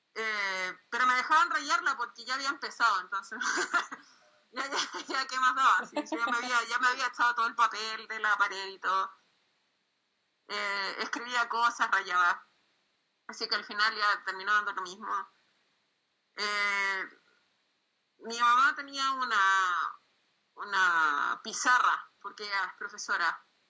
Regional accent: Chile; soy de Chile

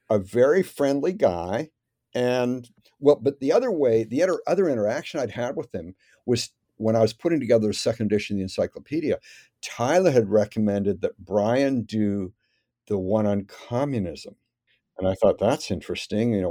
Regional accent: Canada; Well, it was, um, I mean, pretty good.

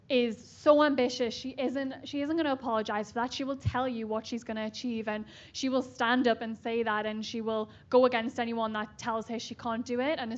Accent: Newcastle upon Tyne, North East England, United Kingdom; I'm from Newcastle, right near Scotland in the UK.

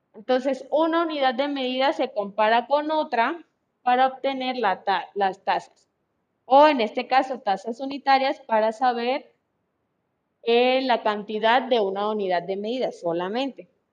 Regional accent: Colombia; now in Mexico; yo soy de Colombia

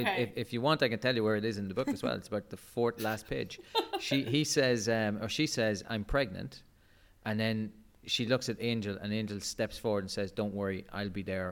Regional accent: Ireland; We're Irish.

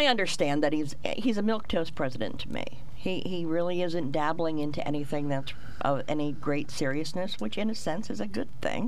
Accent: United States; I'm an American

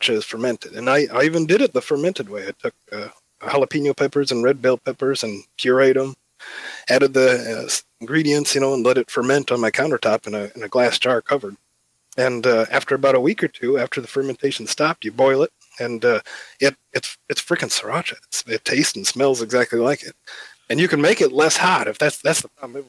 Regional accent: Illinois, United States; moved away as an adult; also born or lived in Davenport, Iowa; now in Savannah, United States; I grew up in Illinois, so when I moved down south here

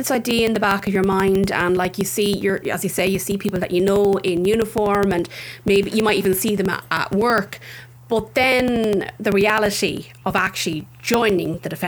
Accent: Tullamore, County Offaly, Ireland; I grew up in Tullamore

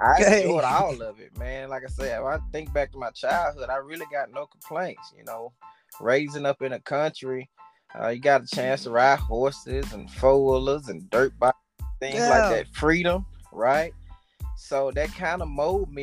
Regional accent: Utica, Mississippi, United States; also born or lived in New Orleans, Louisiana; we had family too in Mississippi, and it was Utica, Mississippi.

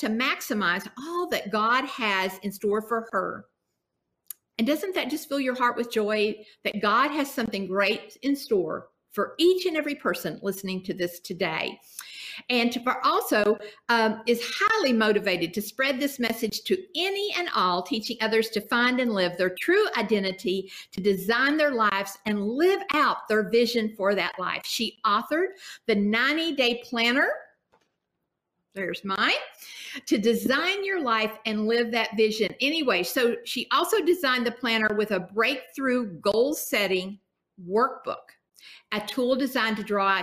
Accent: Kentucky, United States; I am from Kentucky

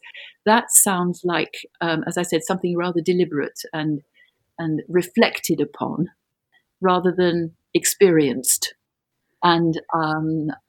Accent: London, United Kingdom; moved away as an adult; now in Brussels, Belgium; I was born in London, in Greater London. And I'm calling you from Brussels, where I have lived since 1969.

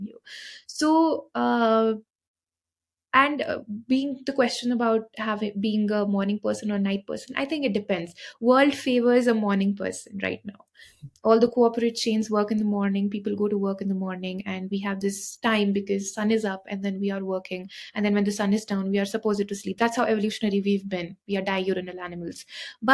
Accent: Shimla, Himachal Pradesh, India; moved away as an adult; now in Mohali, India; I am from Shimla, so we sleep a lot because the weather is very cold

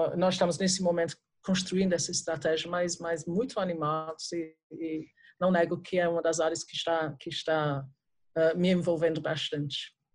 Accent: England, United Kingdom; Portuguese is a second language; moved away as an adult; now in Brazil; Eu sou, sou britânica, né? Como eu falei, eu sou da Inglaterra. saí da Inglaterra nos anos 80

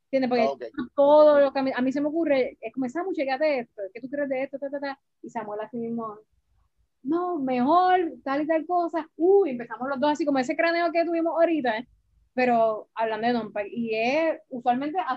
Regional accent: Puerto Rico; yo me crié en Río

